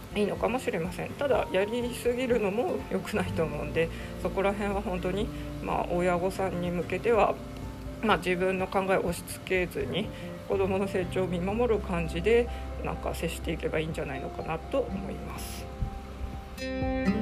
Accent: Hokkaido, Japan; 高校受験する時私北海道ですけど北海道ってまあ基本公立高校がメイン

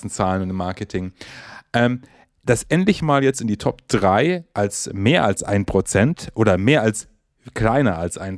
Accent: Bavaria, Germany; immerhin kommen wir aus Bayern.

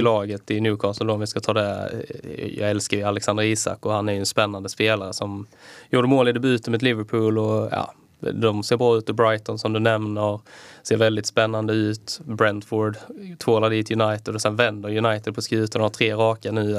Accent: Skåne, Sweden; moved away; also born or lived in Kalmar; Jag har varit hemma i Skåne

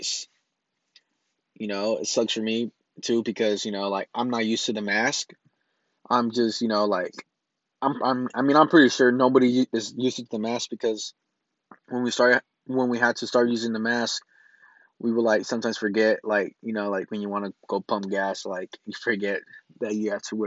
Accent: Lynwood, California, United States; also born or lived in San Bernardino, California; I was born in Los Angeles, California, in Linwood, the city of Linwood. And I mostly grew up almost half my life right there

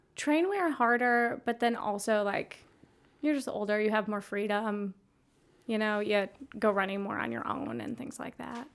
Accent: just west of Minneapolis, Minnesota, United States; now in Milwaukee, United States; I grew up in Minnesota, just west of Minneapolis

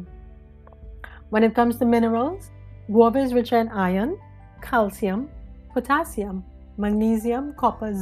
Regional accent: Trinidad & Tobago; I was born and raised in Trinidad and Tobago, Pinal to be exact

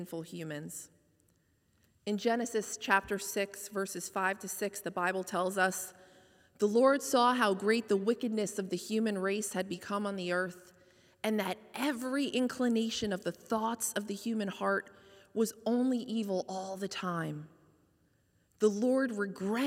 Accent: White Plains, New York, United States; moved away as an adult; also born or lived in Hoboken, New Jersey; now in Fairfield, United States; Home was my hometown of White Plains, New York

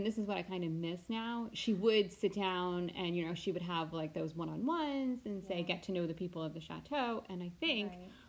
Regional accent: United States; Oh, well, I'm American

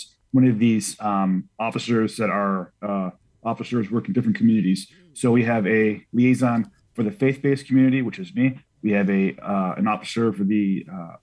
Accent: Chicago, Illinois, United States; I was I was born and raised in the city. I went to Queen of All Saints growing up.

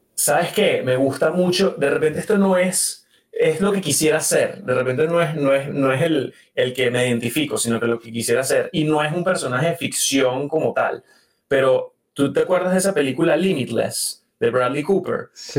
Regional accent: Venezuela; moved away; yo vengo de Venezuela

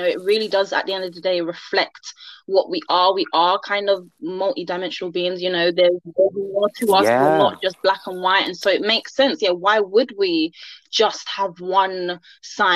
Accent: London, United Kingdom; I'm from London, born and raised here.

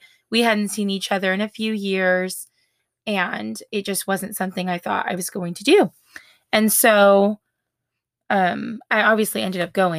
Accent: West Coast, United States; And obviously, I'm from the West Coast. So very, very different. But we did. I left everything I'd ever known and moved to Georgia in January of 2011.

